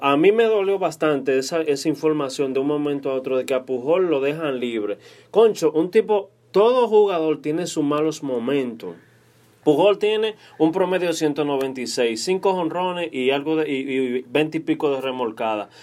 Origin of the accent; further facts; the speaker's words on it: Dominican Republic; como dominicano que soy